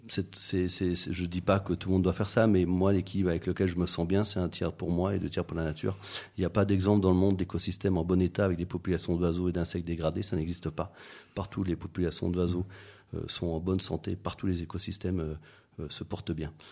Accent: Madagascar; also born or lived in Belgium / West Africa; Alors moi je suis né en Belgique, j'ai grandi à Madagascar. Euh, en Afrique de l'Ouest aussi.

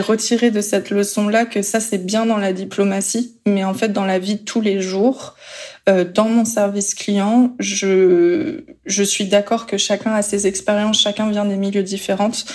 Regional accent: France; also born or lived in South Korea; quand on est français.

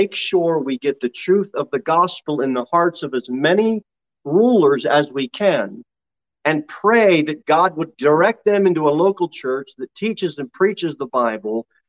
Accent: United States; We're so American. We're so American

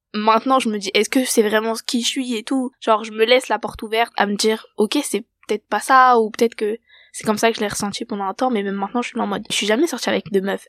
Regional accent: France; je suis française.

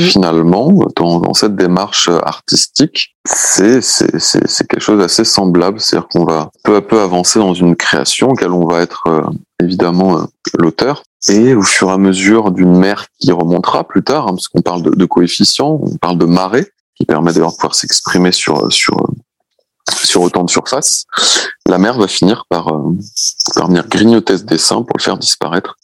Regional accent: Brittany, France; je suis breton, donc pour tout te dire, euh, j'ai grandi entouré de plages

